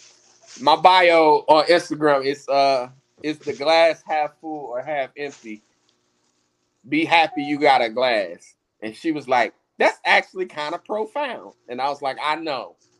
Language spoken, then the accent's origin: English; United States; We being American blacks